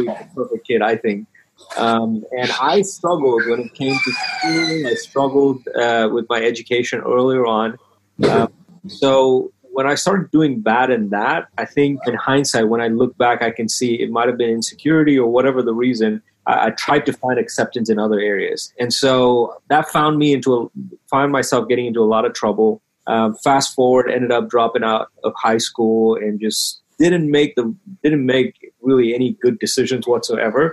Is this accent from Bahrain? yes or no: yes; Bahrain; now in United States; growing up, I grew up in Bahrain.